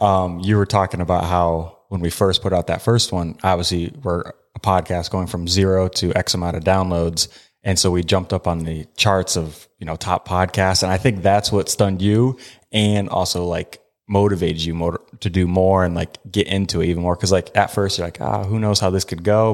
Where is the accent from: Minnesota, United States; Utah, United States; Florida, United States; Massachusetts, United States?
Utah, United States; I'm from Utah.